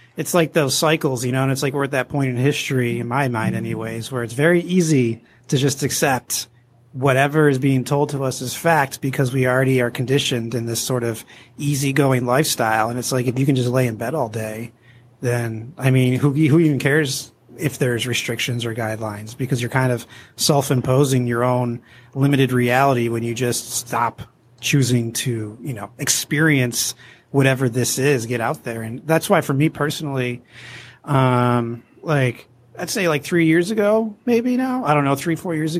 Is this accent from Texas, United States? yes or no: no; New York, United States; now in California, United States; I'm actually originally from New York